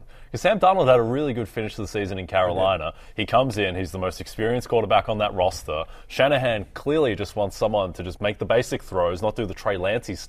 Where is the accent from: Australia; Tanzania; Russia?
Australia; I'm from Australia